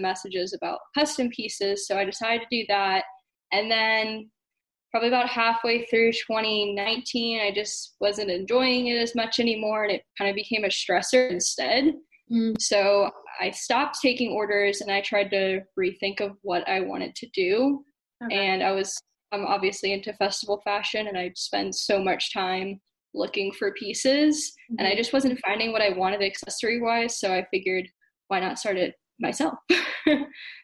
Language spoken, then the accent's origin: English; Florida, United States; moved away as an adult; now in Atlanta, United States; I am from Florida, but I moved to Atlanta right after EDC Orlando last year, so in November.